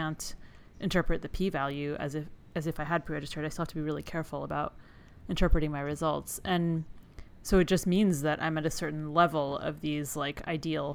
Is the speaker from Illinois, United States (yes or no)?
no; Palo Alto, California, United States; moved away; I grew up in Palo Alto